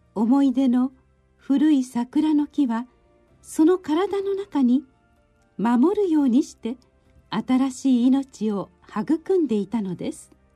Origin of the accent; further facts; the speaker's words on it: Osaka, Japan; 私の生まれ育ったお寺